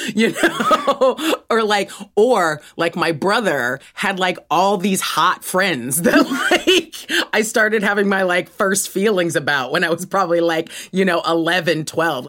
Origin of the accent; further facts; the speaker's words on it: Los Angeles, California, United States; moved away as an adult; now in United Kingdom; I was born in Los Angeles, California